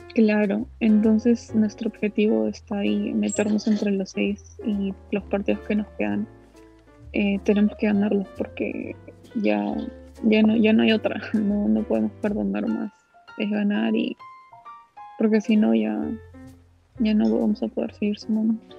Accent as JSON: {"language": "Spanish", "town": "Cieneguilla", "region": "Lima", "country": "Peru", "tie": "born or raised there", "also_born_or_lived": "Callao", "said": "yo nací en el Callao, pero de ahí nos, nos mudamos a Cieneguilla"}